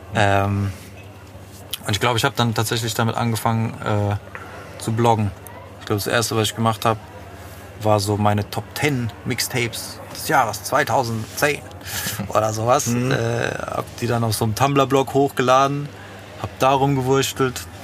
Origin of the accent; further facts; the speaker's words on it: Frankfurt, Hesse, Germany; ich bin im Western groß geworden